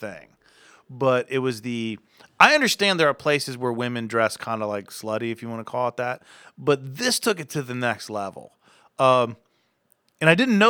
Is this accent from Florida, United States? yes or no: no; Akron, Ohio, United States; I'm from Akron